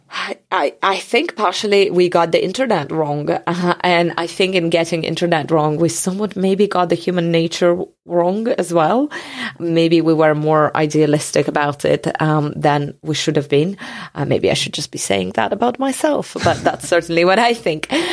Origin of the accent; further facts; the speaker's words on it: Georgia; moved away; also born or lived in Soviet Union; I come from Georgia, but, um, the other Georgia, the country, not the state.